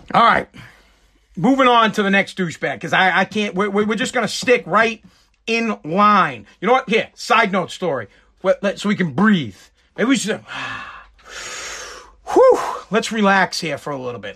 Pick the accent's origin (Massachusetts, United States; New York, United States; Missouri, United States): Massachusetts, United States; I am from Massachusetts.